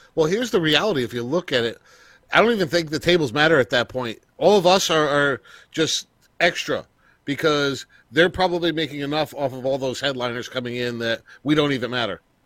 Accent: Newburgh, New York, United States; I'm from, uh, Orange County, Newburgh, New York

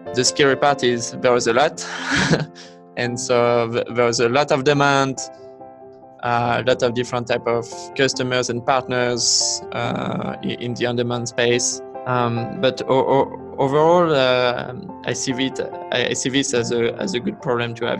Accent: Vichy, Auvergne-Rhône-Alpes, France; English is a second language; moved away as an adult; also born or lived in Los Angeles, United States / Bay Area, United States; now in United States; I grew up in a, in a small town in the countryside uh, called Vichy

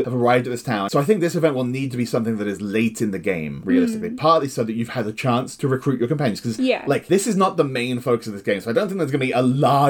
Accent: Oxford, South East England, United Kingdom; my hometown, Oxford.

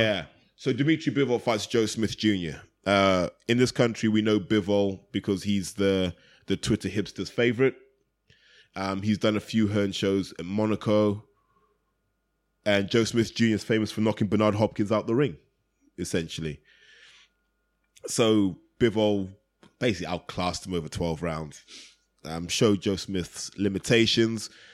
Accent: United Kingdom; as a British fan

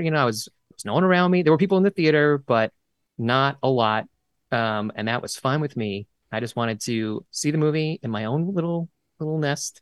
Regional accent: New York, United States; I'm from New York

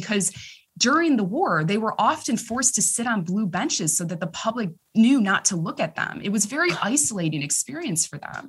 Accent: Arlington Heights, Illinois, United States; accent: Chicago; moved away as an adult; also born or lived in Oxford, United Kingdom; now in United Kingdom; I'm from Arlington Heights

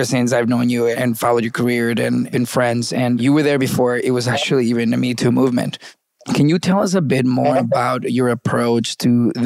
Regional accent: Venezuela; moved away; I came from Venezuela

